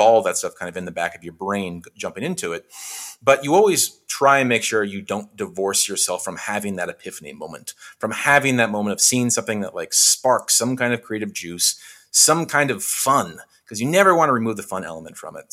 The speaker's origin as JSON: {"language": "English", "region": "Western Washington", "country": "United States", "tie": "born or raised there", "also_born_or_lived": "Bellingham, Washington", "moved": "as an adult", "lives_now": "Los Angeles, United States", "said": "where I grew up in Western Washington"}